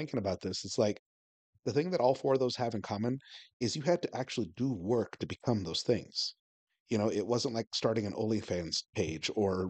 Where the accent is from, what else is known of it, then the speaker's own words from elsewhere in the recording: Washington, United States; now in Arizona, United States; I grew up in Washington State